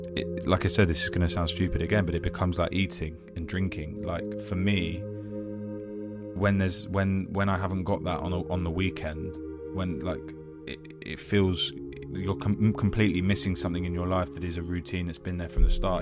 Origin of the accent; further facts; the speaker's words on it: London, United Kingdom; I am an actor from North London, uh, currently residing in South.